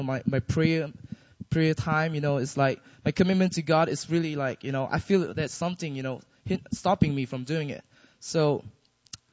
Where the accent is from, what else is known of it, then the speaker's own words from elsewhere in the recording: Malaysia; now in Seoul, South Korea; I'm from Malaysia.